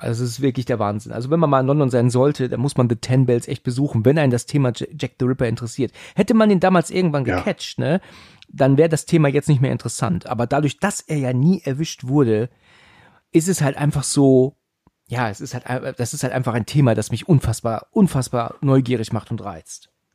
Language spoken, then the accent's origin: German; Germany; bei uns in Deutschland